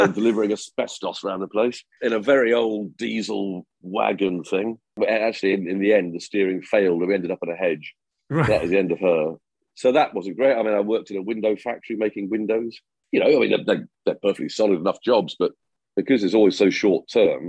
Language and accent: English; Cheshire, North West England, United Kingdom; I was born in Cheshire